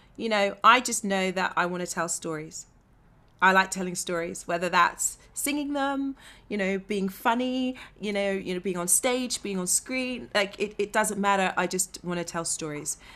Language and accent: English; Bedfordshire, East of England, United Kingdom; moved away as an adult; now in London, United Kingdom; I come from Bedfordshire, so you know I'm a regional black